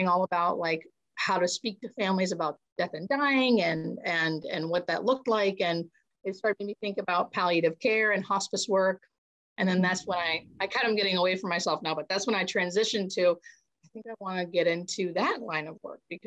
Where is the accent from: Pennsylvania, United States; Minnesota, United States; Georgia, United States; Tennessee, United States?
Pennsylvania, United States; Erie; moved away; also born or lived in Baltimore; I grew up on the Canadian border in Pennsylvania.